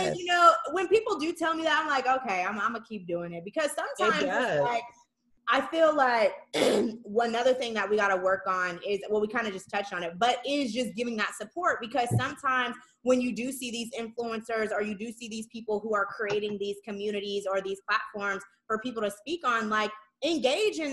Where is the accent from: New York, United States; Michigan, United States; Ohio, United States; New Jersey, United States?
Michigan, United States; Saginaw; moved away as an adult; we're from Sag.